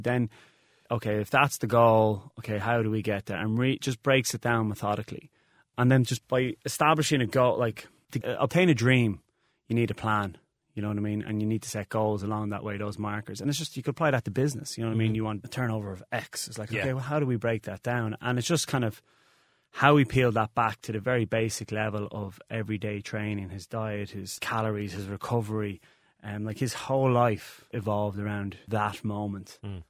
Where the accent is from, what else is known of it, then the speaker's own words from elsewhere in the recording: Ireland; as we Irish people probably have a problem of going, well, okay, we're good and let's make it better.